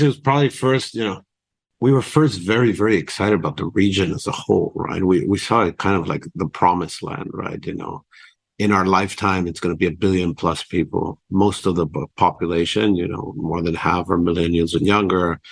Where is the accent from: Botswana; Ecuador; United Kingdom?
Ecuador; Quito, Pichincha; moved away as an adult; also born or lived in United States / China; I was raised in Latin America in Quito, Ecuador